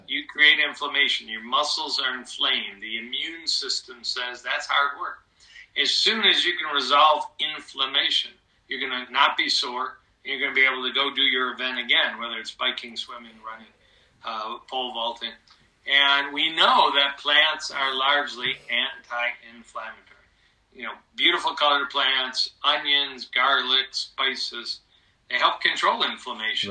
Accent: Oak Park, Michigan, United States; also born or lived in Ann Arbor, Michigan / Dallas / Kansas City; I grew up in Oak Park

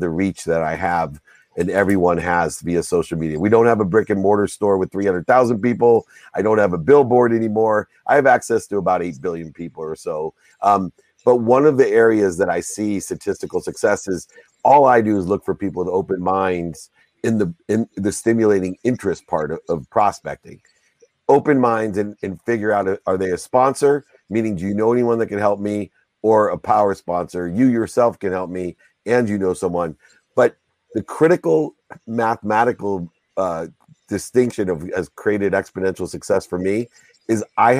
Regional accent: San Diego, California, United States; born or raised there

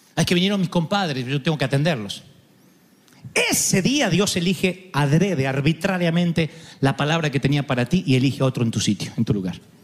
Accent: Argentina

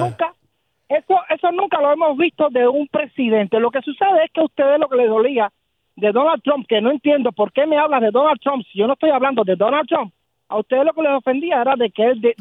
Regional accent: Cuba; now in United States; yo vi nacer el comunismo dentro de Cuba

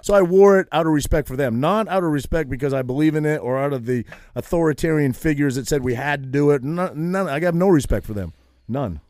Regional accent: New England, Maine, United States; now in New Jersey, United States; I grew up in New England

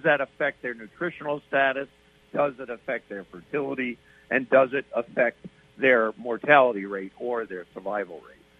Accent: East Coast, United States; moved away; I grew up on the East Coast

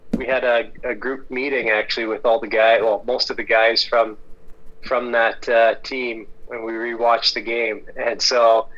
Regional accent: Pacific Northwest, United States; You know, I'm from the Pacific Northwest.

